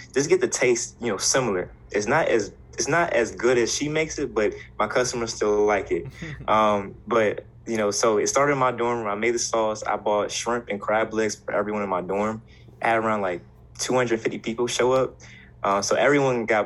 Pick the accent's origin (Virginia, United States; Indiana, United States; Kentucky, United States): Virginia, United States; Hampton; moved away as an adult; now in Blacksburg, United States; I'm actually from Hampton, Virginia